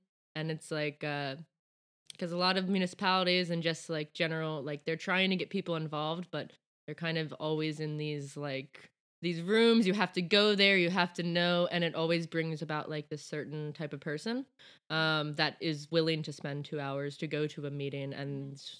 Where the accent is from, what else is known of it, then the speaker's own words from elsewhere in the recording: around Baltimore and DC, Maryland, United States; moved away as an adult; now in Stockholm, Sweden; I am from the US, from around Baltimore and DC, right between those two